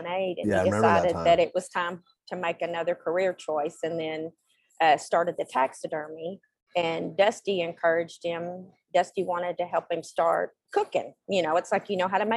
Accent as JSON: {"language": "English", "town": "Salado", "region": "Texas", "country": "United States", "tie": "born or raised there", "also_born_or_lived": "Panama / South Carolina / Kansas", "said": "I've been here since I was little, grew up in Salado"}